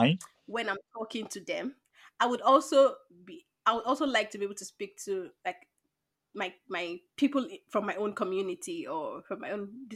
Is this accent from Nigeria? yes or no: yes; Nigeria; first language English; moved away